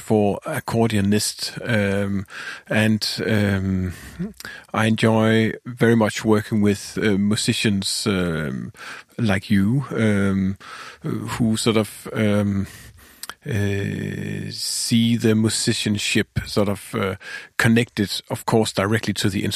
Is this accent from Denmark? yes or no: yes; Denmark; I'm a composer from Denmark.